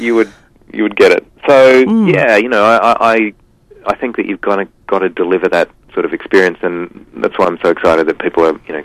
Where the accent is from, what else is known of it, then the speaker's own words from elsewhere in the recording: Tasmania, Australia; moved away; also born or lived in Launceston, Tasmania; So I'm from Tassie originally.